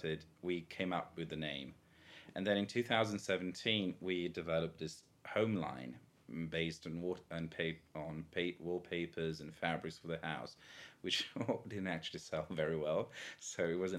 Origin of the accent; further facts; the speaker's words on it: countryside outside of Venice, Veneto, Italy; now in Rome, Italy; I grew up in the Veneto, like in the countryside outside of Venice.